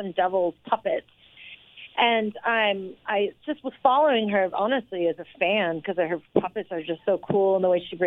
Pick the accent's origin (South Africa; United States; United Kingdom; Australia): United States; New York; I'm home, and I'm a New Yorker